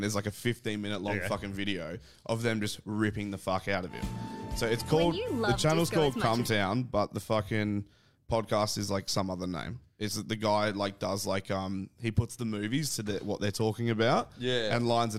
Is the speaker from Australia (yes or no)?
yes; Adelaide, South Australia, Australia; but I'm from Adelaide